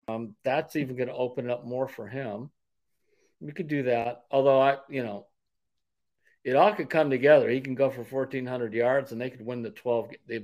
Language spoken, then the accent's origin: English; Parma, Ohio, United States; Parmatown, my old neighborhood where I grew up on Westminster Drive.